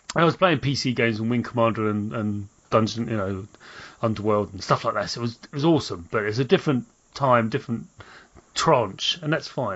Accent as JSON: {"language": "English", "region": "London", "country": "United Kingdom", "tie": "born or raised there", "said": "I was born in South London"}